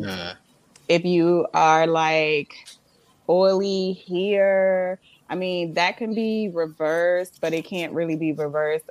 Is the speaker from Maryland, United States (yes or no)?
yes; Montgomery County, Maryland, United States; also born or lived in Florida; I was raised in Florida, but I grew up in Maryland. I'm a Maryland girl at heart. I was born here